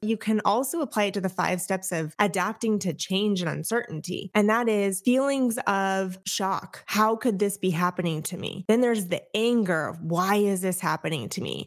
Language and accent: English; Orange County, California, United States; moved away as an adult; also born or lived in Enterprise, Alabama; now in Tampa, United States; I am Orange County at heart. I was raised, I was born and raised there, lived there for thirty years before the military decided to move us